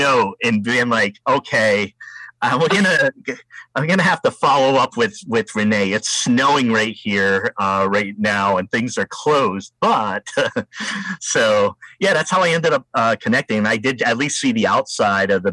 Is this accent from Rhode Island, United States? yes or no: yes; Rhode Island, United States; moved away as an adult; now in Oregon, United States; I'm from Rhode Island